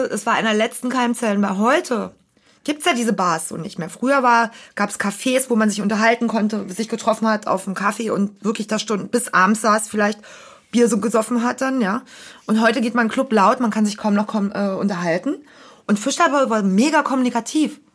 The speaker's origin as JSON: {"language": "German", "region": "Berlin", "country": "Germany", "said": "als Berliner"}